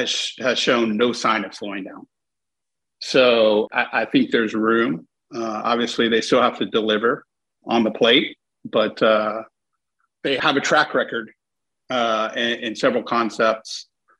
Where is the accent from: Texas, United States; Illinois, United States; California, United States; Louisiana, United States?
Texas, United States; Houston; the kind I grew up with here in Houston, just right up Shepherd near 24th, near the HEB.